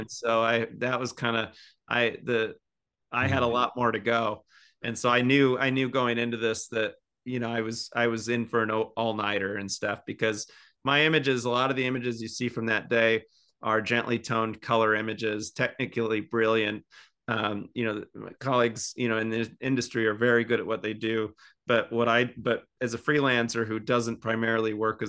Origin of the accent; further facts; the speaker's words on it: Seattle, Washington, United States; You know, I'm from Seattle